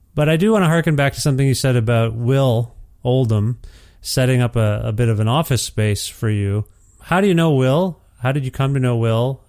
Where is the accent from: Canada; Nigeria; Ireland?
Canada; I'm Canadian